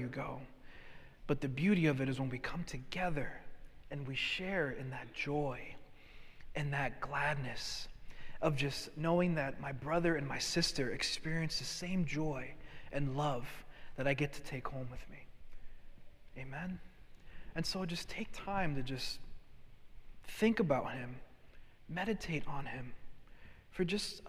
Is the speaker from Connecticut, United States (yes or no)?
yes; Hartford, Connecticut, United States; being born and raised in Hartford, Connecticut